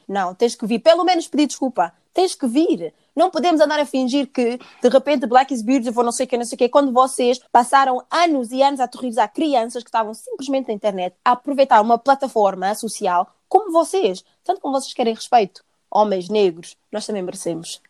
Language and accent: Portuguese; Portugal; eu cresci em Portugal